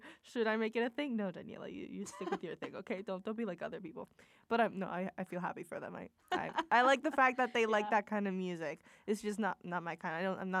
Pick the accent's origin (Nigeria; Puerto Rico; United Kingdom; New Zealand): Puerto Rico; moved away as an adult; I'm Latina. I'm from Puerto Rico.